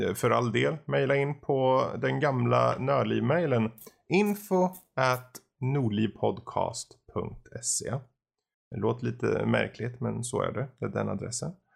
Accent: Gothenburg, Västra Götaland, Sweden; Jag är göteborgare

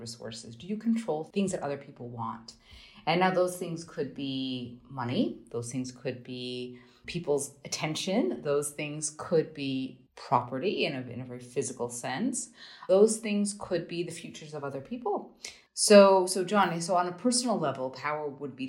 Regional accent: United States; moved away; also born or lived in Germany; I'm an American

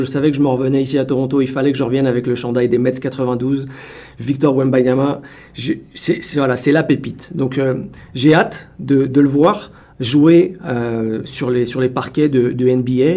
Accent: France; now in Canada; je suis Français

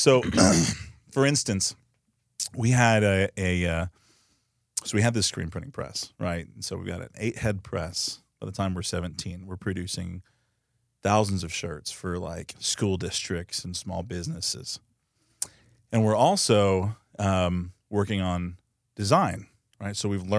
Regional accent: Coppell, Texas, United States; In Coppell.

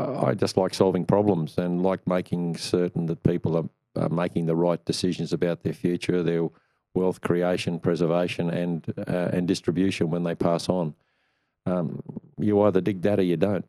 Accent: Queensland, Australia; also born or lived in Brisbane / Tweed, New South Wales; I'm a Queenslander with an investment in New South Wales

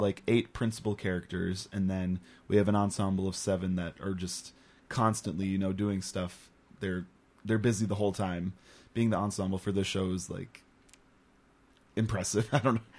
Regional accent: Paradise Community Theater, Minnesota, United States; I grew up on the Paradise stage with Paradise Community Theater, all of the theater camps they would do. when I was really young

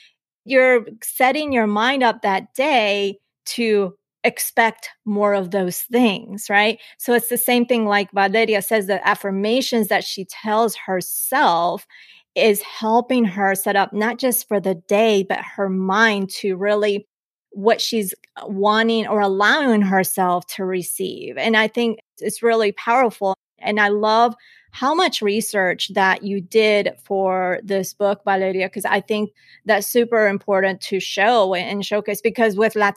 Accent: Colombia; born there; I was born in Colombia, but I'm not an immigrant.

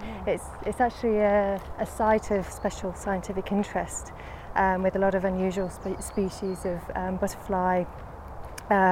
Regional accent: Lancashire, North West England, United Kingdom; moved away as an adult; also born or lived in Sheffield / London; I grew up in Lancashire, and I went to university in Sheffield

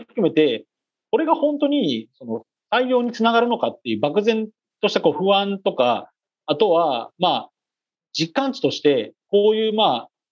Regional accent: Niigata, Japan; 私、新潟出身

